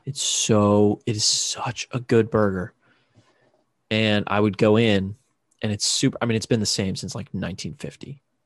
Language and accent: English; Chesapeake Bay area near Annapolis, Maryland, United States; born or raised there; moved away as an adult